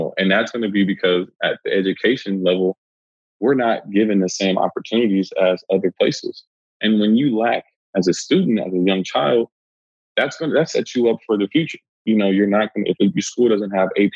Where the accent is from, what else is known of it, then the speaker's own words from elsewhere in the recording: Los Angeles, California, United States; I'm from South Central